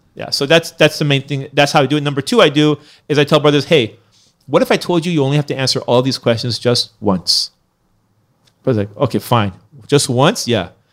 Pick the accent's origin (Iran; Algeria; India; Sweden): Iran; now in United States; I was born in Iran. Then I came to America